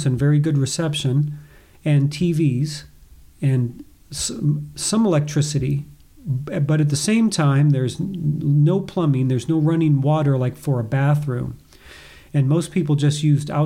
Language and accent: English; United States; now in Boise, United States; as an American